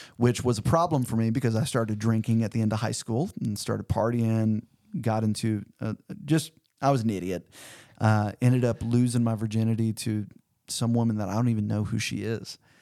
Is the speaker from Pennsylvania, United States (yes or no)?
no; Cedar Hill, Missouri, United States; now in Fayetteville, United States; I grew up about four forty-five miles south of Saint Louis in a little town called Cedar Hill, Missouri